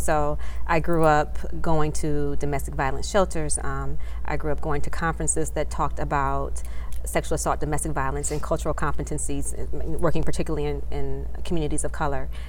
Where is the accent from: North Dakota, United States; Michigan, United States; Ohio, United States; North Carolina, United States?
Michigan, United States; Detroit; also born or lived in Washington D.C. area; now in Washington D.C., United States; I practice in the Washington D.C. area, but I'm originally from Metro Detroit, Michigan.